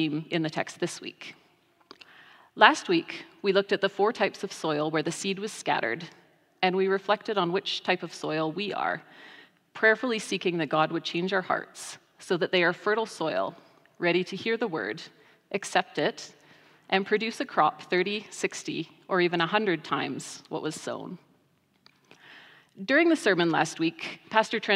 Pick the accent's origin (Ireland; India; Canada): Canada; Rocky Mountain House, Alberta; I grew up in the Rocky Mountain House Church of the Nazarene